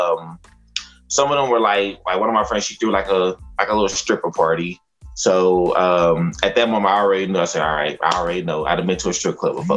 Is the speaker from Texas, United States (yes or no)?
yes; Fort Worth, Texas, United States; I am from Funky Town, Texas, Fort Worth